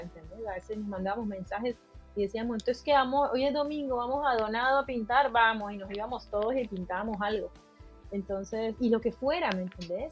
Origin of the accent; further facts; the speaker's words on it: Cali, Valle del Cauca, Colombia; moved away as an adult; yo eh, nací en Cali, Colombia, estudié en la Escuela de Bellas Artes